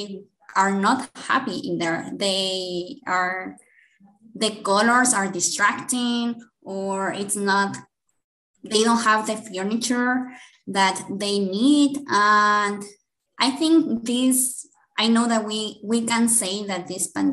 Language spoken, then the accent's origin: English; Guadalajara, Jalisco, Mexico; English is a second language; I'm from Guadalajara, Jalisco, in Mexico.